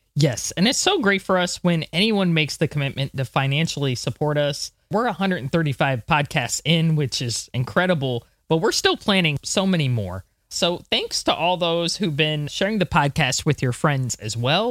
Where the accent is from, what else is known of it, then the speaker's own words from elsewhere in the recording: United States; I'm American